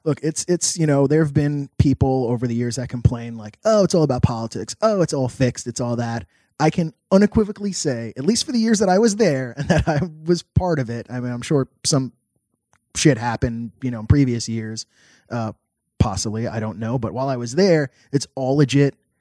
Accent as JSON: {"language": "English", "town": "New York City", "region": "New York", "country": "United States", "said": "I'm from New York City. I'm not easily shell shocked."}